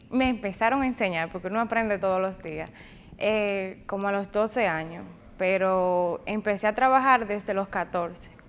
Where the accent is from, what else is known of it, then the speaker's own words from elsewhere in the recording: Jánico, Santiago, Dominican Republic; Eh, nací aquí en Santiago, pero soy de Jánico.